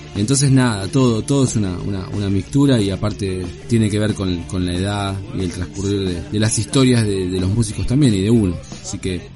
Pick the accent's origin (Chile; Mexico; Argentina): Argentina; es todo parte de, la cultura argentina, es parte del ADN nuestro